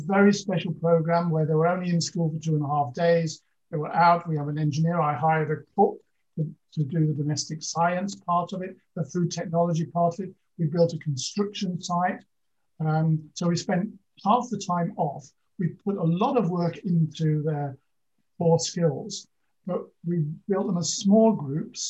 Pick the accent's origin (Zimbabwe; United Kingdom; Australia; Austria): United Kingdom; Lincolnshire Fens, East Midlands; I grew up in the Lincolnshire Fens, so in a very rural